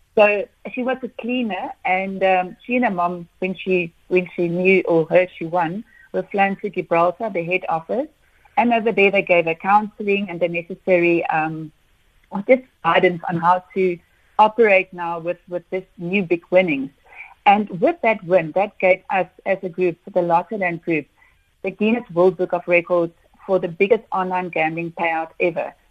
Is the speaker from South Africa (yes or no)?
yes; South Africa; as a South African